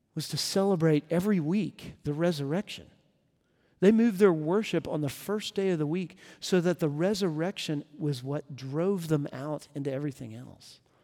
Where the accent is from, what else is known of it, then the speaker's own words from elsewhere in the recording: Texas, United States; moved away as an adult; now in Nashville, United States; I'm from Texas originally, and it's where I met my wife, and uh, we both grew up there